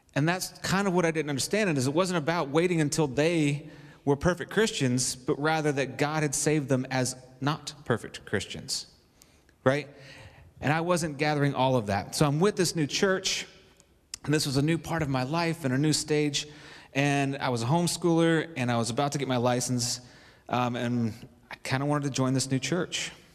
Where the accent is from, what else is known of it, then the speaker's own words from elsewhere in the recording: Kentucky, United States; when I was real little, I was raised in Kentucky, way back up in the mountains and the hills.